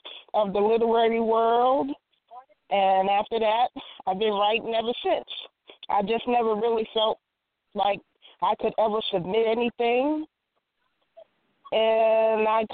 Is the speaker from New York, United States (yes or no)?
yes; New York, United States; now in North Carolina, United States; I'm originally from the Empire State, in which all of my books are based